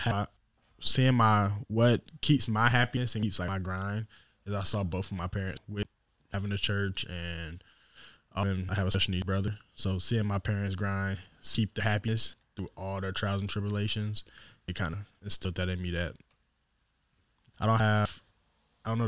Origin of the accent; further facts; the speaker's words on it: Southern Illinois, United States; now in Des Moines, United States; I'm originally from Southern Illinois. Grew up in a two-parent home